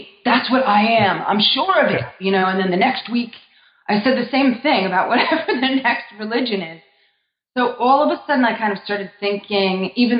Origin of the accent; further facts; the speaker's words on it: New Jersey, United States; Sure. Well, I'm from North Jersey, where I was raised and then went to college.